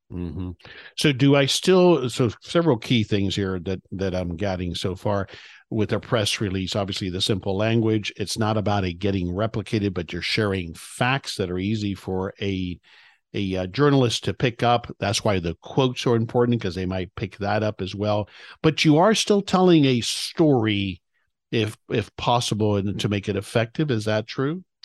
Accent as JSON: {"language": "English", "region": "South Florida", "country": "United States", "tie": "born or raised there", "also_born_or_lived": "Dallas area, Texas", "moved": "yes", "said": "I grew up in South Florida"}